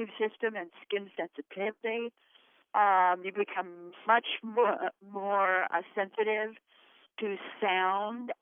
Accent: Idaho, United States; we come from Idaho. We're Idahoans, and Idahoans are plain speakers.

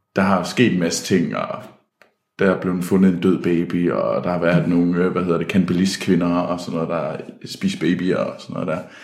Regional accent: Denmark; der kommer jeg simpelthen for meget fra Jylland

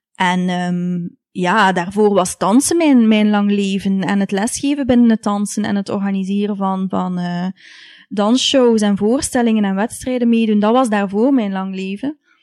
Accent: Ghent, Flanders, Belgium; ik ben opgegroeid in Gent. En mijn ouders zijn allebei afkomstig uit Genk. Dus eh, ik ben hier geboren in Gent en, en getogen.

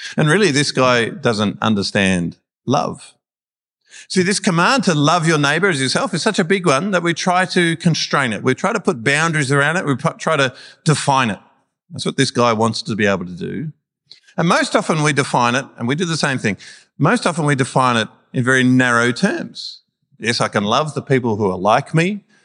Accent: Melbourne, Victoria, Australia; we're Melburnians from Melbourne

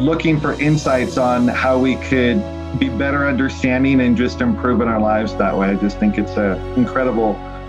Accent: Spokane, Washington, United States; I'm from Spokane, Washington.

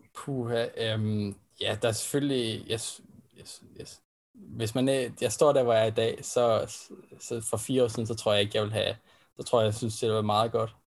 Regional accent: Denmark; vi som danskere

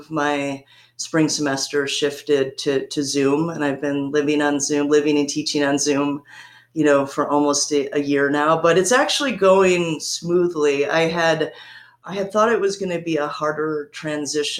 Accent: Kalamazoo, Michigan, United States; now in Tennessee, United States; my hometown, which is Kalamazoo, Michigan

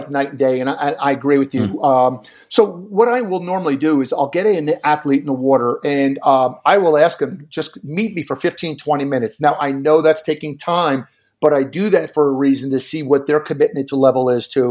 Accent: Jersey Shore, New Jersey, United States; now in Arizona, United States; I've coached high school programs on the New Jersey Shore, where I grew up on the Jersey Shore.

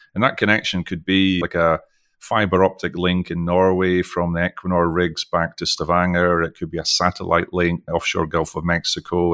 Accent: Scottish accent, Scotland, United Kingdom; accent: Scottish; also born or lived in Texas; now in Houston, United States; I was born in the U K, I've, most of you can probably tell from my Scottish accent, even though I've lived most of my life internationally

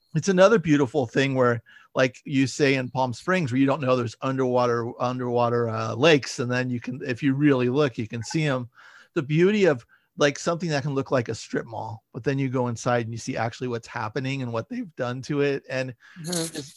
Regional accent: San Francisco Bay Area, California, United States; moved away as an adult; now in Los Angeles, United States; I grew up in the Bay Area

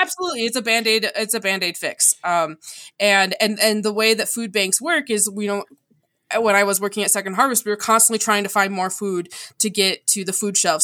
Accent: DeKalb, Illinois, United States; I was actually born in DeKalb, Illinois.

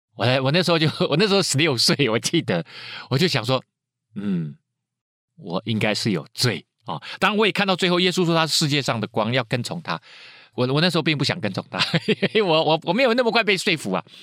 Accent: Taiwan; 就像以前我们台湾人是在日本人的统治之下

